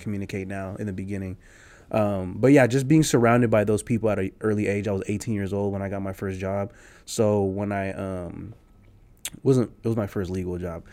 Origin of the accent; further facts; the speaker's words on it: San Jose, California, United States; I'm a Nicaraguanse American, you know, born and raised in San Jose